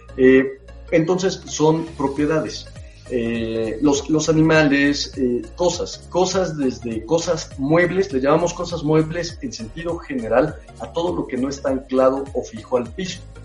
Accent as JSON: {"language": "Spanish", "country": "Mexico", "said": "como mexicanos"}